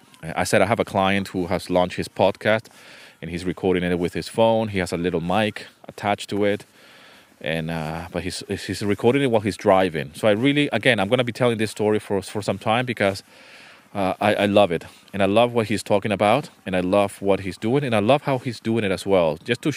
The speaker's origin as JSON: {"language": "English", "country": "Venezuela", "tie": "born or raised there", "also_born_or_lived": "United Kingdom / Canada", "second_language": "English", "said": "I was born in the UK. I was raised in Venezuela. My family is from South America, from Venezuela. But then we moved to Canada. And then from Canada, we went back to Venezuela."}